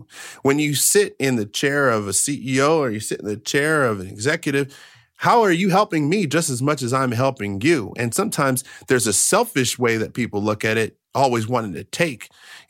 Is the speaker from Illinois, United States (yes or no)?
no; Maryland, United States; because I grew up in Maryland, and so we were in Montgomery County, okay?